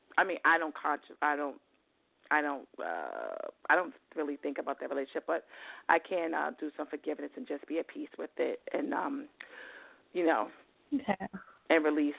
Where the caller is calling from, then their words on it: New York, United States; New York.